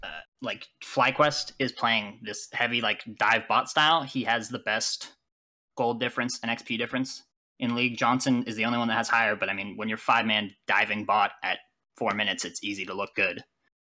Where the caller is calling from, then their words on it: Hamilton, Ontario, Canada; I'm calling from... Hamilton, Ontario, Canada.